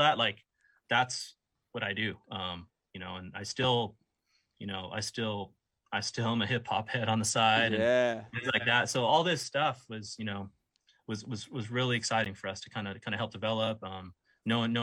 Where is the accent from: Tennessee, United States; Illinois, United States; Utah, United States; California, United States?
California, United States; Los Angeles; I grew up in LA, more or less, you know, outskirts